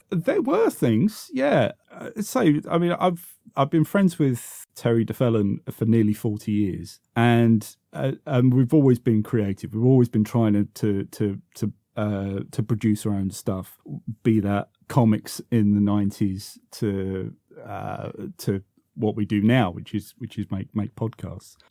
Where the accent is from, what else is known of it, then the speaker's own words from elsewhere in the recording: Croydon, London, United Kingdom; also born or lived in South Norwood; I, I grew up mostly in Croydon